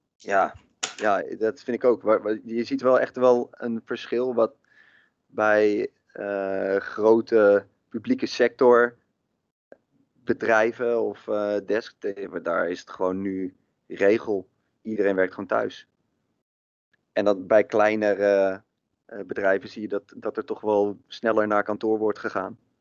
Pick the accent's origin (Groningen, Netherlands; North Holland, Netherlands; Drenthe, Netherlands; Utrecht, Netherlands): Utrecht, Netherlands; Maarssen; ik kom uit Maarsen.